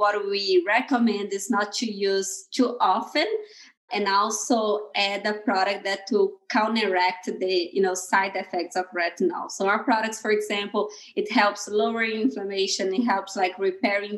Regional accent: Brazil; moved away as an adult; now in Bay Area, United States; I'm originally from Brazil. I come from a very small town in Brazil, in the countryside of Brazil.

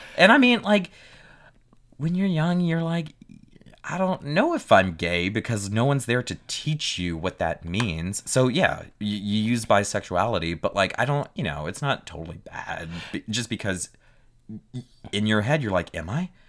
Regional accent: South Louisiana, United States; I was raised in South Louisiana

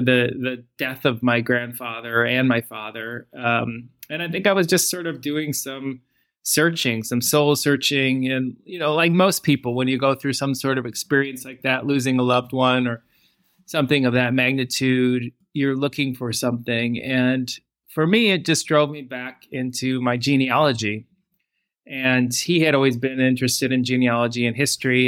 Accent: Michigan, United States; moved away as an adult; also born or lived in Los Angeles; now in England; growing up in Michigan in the United States

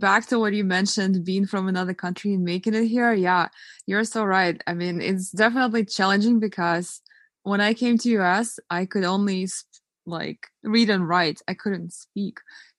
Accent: Eastern Ukraine, Ukraine; English is a second language; moved away as an adult; I was born in Eastern Ukraine, but I'm Russian.

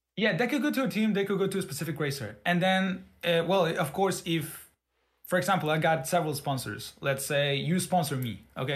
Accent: Mexico; I'm from Mexico

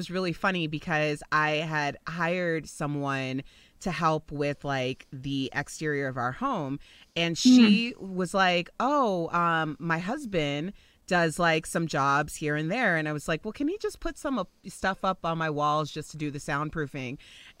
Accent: Chicago, Illinois, United States; moved away as an adult; now in Denver, United States; So I live in Denver, Colorado. I'm originally from Chicago, and I moved to Denver actually about 12 years ago for a morning radio job.

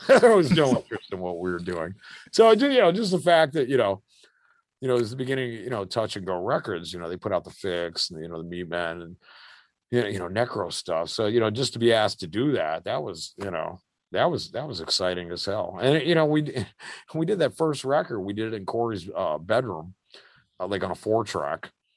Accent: United States; we're American kids

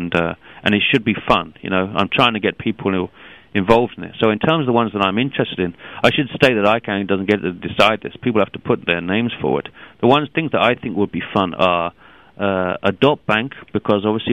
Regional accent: London, United Kingdom; I come originally from London

